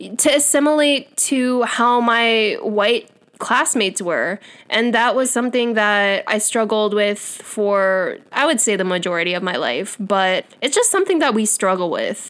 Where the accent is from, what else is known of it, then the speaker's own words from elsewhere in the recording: United States; accent: American; first language English; I was born here and raised here